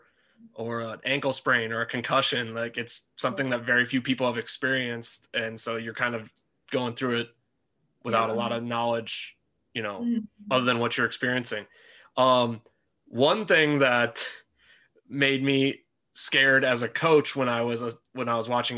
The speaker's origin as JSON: {"language": "English", "region": "North Dakota", "country": "United States", "tie": "born or raised there", "moved": "yes", "said": "when I was younger, I grew up in North Dakota"}